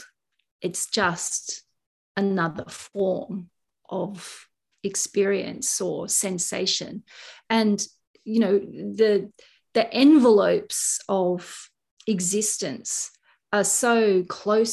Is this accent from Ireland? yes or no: no; Kangaroo Valley, New South Wales, Australia; Kangaroo Valley is my hometown where I live.